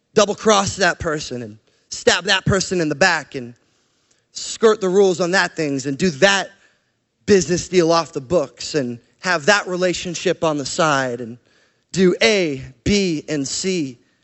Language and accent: English; Canada; moved away; also born or lived in Portland, Oregon; I'm Canadian